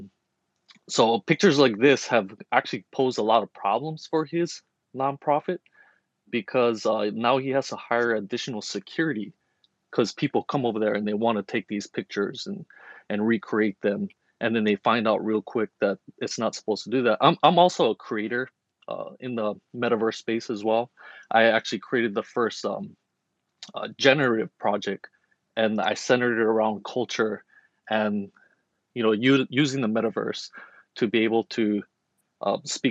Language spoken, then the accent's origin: English; Hawaii, United States; I'm Kanaka Maoli, so I'm from Hawaii